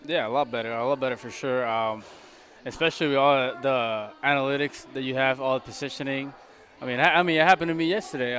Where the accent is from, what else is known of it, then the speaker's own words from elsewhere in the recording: Puerto Rico; English is a second language; moved away as an adult; now in Oakland, United States; I'm from Puerto Rico